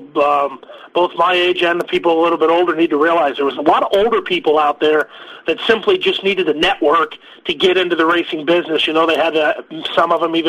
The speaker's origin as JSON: {"language": "English", "region": "South Florida", "country": "United States", "tie": "born or raised there", "said": "I grew up in South Florida."}